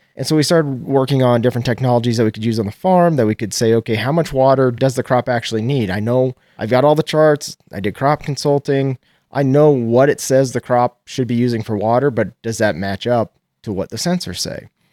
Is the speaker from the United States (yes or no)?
yes; Nebraska, United States; I'm from Geltner, Nebraska. It's about an hour west of Lincoln